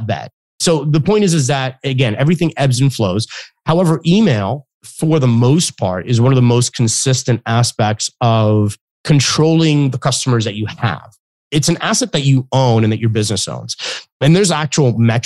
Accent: Florida, United States; I live in Florida. I was born and raised in Florida.

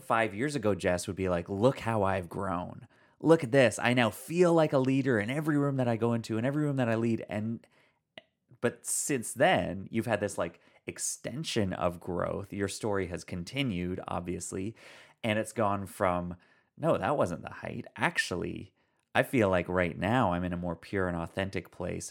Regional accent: Canada; I come from Canada, and, like, we don't wear hats up here

